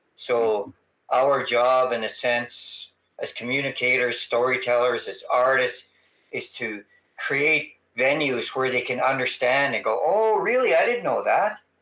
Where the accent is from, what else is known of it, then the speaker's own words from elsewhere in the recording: Treaty 4 territory, Saskatchewan, Canada; I'm from the Treaty 4 territory, it means I'm, a, a, I'm from a very vast territory